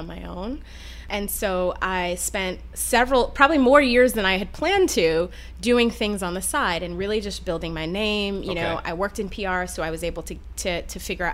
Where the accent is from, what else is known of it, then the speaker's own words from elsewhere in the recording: Detroit, Michigan, United States; I grew up in Michigan, in suburban Detroit